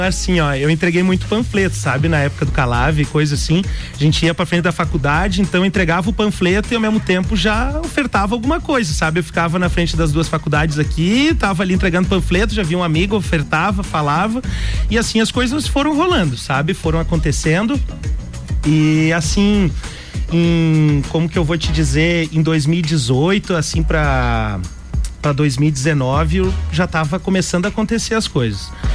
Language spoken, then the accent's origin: Portuguese; Lages, Santa Catarina, Brazil; eu nasci em Lages